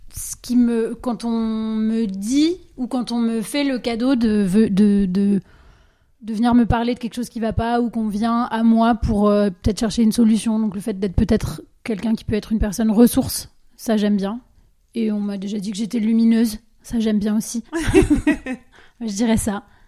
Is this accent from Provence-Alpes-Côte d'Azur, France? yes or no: no; Dijon, Bourgogne-Franche-Comté, France; also born or lived in Asia; moi je viens de Dijon